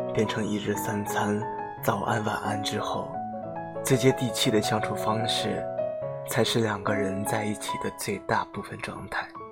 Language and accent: Chinese; Jiangxi, China; 我是江西人来的，我的口味真的好重，不喜欢没有味道的东西